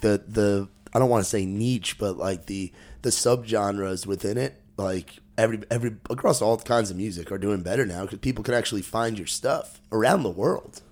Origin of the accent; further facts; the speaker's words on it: New Jersey, United States; moved away; also born or lived in New York; growing up in Jersey